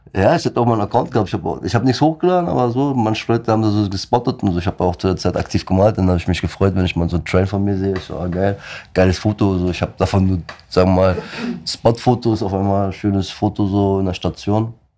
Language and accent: German; Black Sea Region, Turkey; moved away; bei mir am Schwarzen Meer, wo ich herkomme aus der Türkei